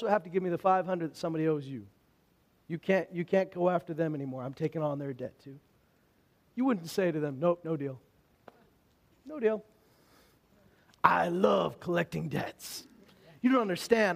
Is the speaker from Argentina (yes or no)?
no; Alberta, Canada; I'm from Alberta, and we don't have a lot of opportunities to practice our French